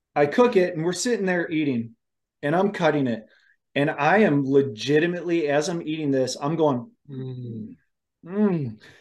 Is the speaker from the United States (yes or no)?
yes; Ohio, United States; moved away; I grew up in Ohio. My family still lives, you know, outside of Cleveland